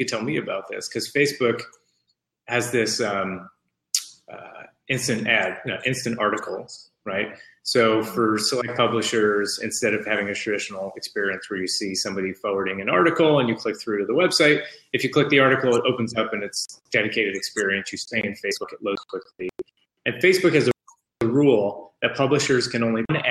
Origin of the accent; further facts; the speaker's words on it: East Coast, United States; moved away; I'm from the East Coast